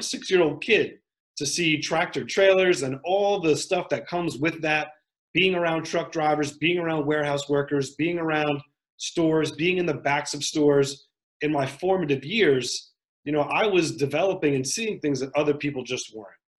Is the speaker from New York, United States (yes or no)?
yes; Westchester County, New York, United States; also born or lived in South Bronx, New York; I grew up in Westchester County, which is a nice part of New York